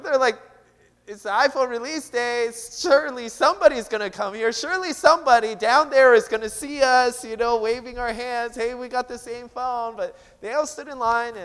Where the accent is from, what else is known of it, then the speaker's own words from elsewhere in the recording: Seattle, Washington, United States; moved away; I'm from Seattle